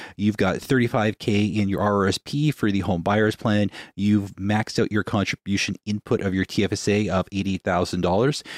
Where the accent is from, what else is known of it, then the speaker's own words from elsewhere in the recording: Winnipeg, Manitoba, Canada; We're from Winnipeg.